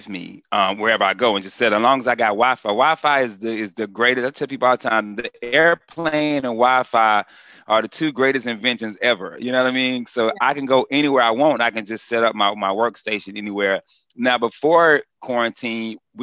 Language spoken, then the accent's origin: English; North Carolina, United States; moved away; also born or lived in Orlando, Florida; I'm originally from North Carolina, but I started in Orlando